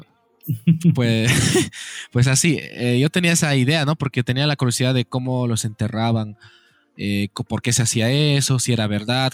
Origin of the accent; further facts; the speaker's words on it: Oruro, Bolivia; Nacido en Oruro